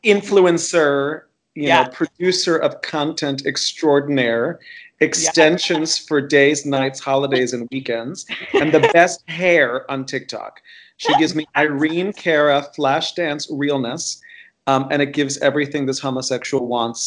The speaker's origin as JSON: {"language": "English", "town": "Miami", "region": "Florida", "country": "United States", "tie": "born or raised there", "said": "as a gay Cuban boy growing up in Miami, Florida"}